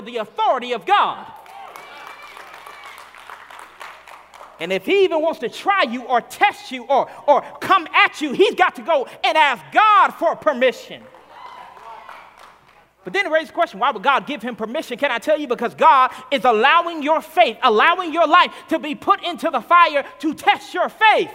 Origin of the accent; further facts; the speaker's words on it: Arkansas, United States; moved away; I'm from Arkansas originally, and so I grew up in the South Black Baptist Church